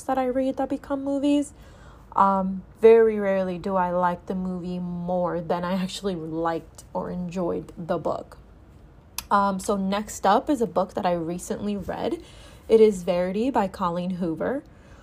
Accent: Dominican Republic; We grew up together in the Dominican Republic

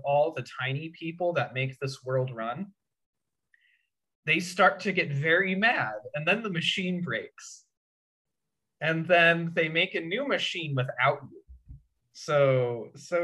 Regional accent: Indiana, United States; moved away as an adult; now in San Francisco, United States; my hometown in Indiana

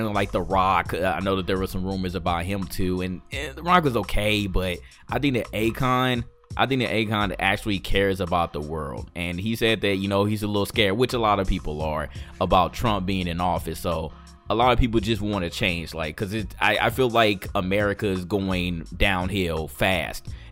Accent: St. Louis, Missouri, United States; I'm from St. Louis

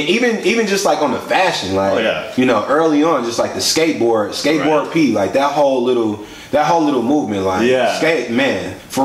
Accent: Milwaukee, Wisconsin, United States; I grew up on the north side, so, you know, growing up on the north side, we kind of have like this attitude, or like just growing up in Milwaukee

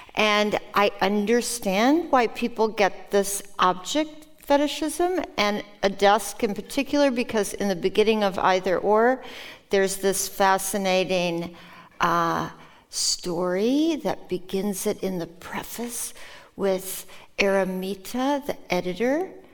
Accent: Minnesota, United States; first language Norwegian; English is a second language; also born or lived in Norway; when I was living in Minnesota in the Midwest

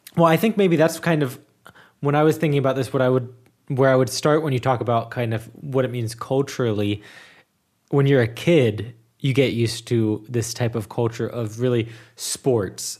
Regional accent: Cincinnati, Ohio, United States; moved away as an adult; now in Germany; my hometown is in the Super Bowl

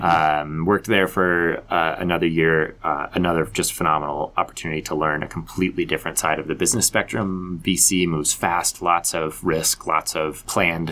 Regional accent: Colorado Springs, Colorado, United States; moved away as an adult; also born or lived in Las Vegas; I grew up in Colorado Springs. I'm a Colorado Springs native

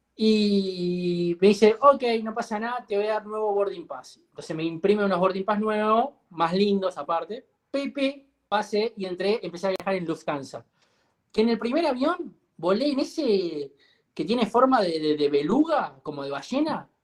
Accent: Uruguay

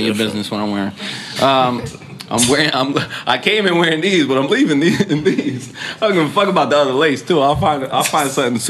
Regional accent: Long Island, New York, United States; I'm from Long Island.

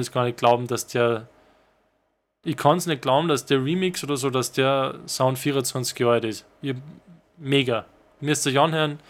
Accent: Salzburg, Austria; wir sind aus Salzburg

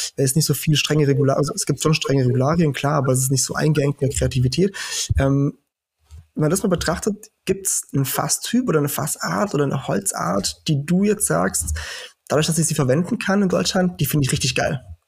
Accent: Portugal; now in Germany; ich komme aus Portugal, weil ich einfach meine ganze Kindheit und Jugend da verbracht habe

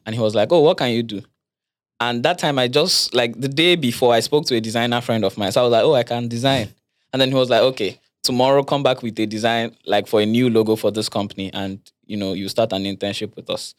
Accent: Lagos, Nigeria; I grew up in Lagos

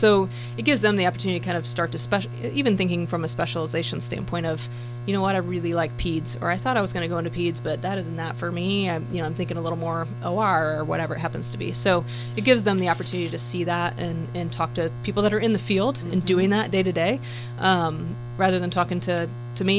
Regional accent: Marshall County, Indiana, United States; growing up in Marshall County, you know, born and bred here

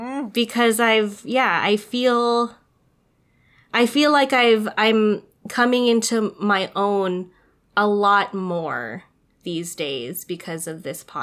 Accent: Philippines; it feels so unheard of that I'm doing it as a Filipino in my family.

